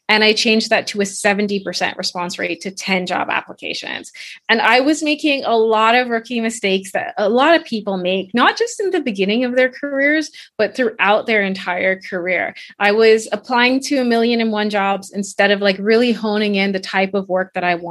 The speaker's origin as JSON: {"language": "English", "country": "Bahamas", "also_born_or_lived": "Canada", "moved": "as an adult", "said": "I am originally from the Bahamas."}